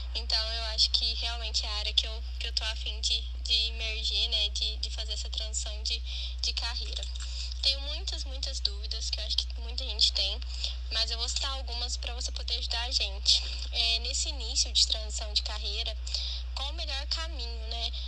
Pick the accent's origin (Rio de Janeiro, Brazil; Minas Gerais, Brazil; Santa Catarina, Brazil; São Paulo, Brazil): São Paulo, Brazil; Franca; sou aqui de Franca, interior de São Paulo